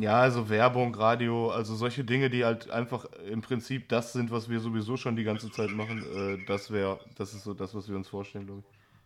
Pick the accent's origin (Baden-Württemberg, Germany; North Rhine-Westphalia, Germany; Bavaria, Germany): North Rhine-Westphalia, Germany; Essen; Ich äh, bin zwar super gerne hier und das ist meine Heimat, wird die auch immer bleiben